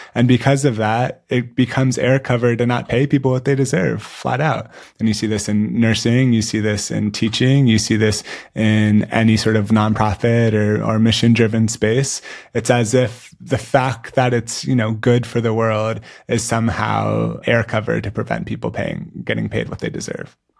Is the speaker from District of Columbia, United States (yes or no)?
no; San Francisco, California, United States; the San Francisco Giants, my hometown baseball team